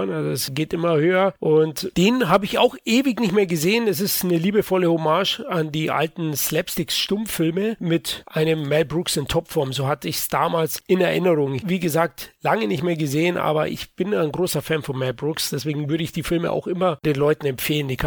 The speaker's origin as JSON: {"language": "German", "region": "Bavaria", "country": "Germany", "said": "Du weißt ja, als Bayer aussprechungstechnisch hätte ich mir das schwer getan."}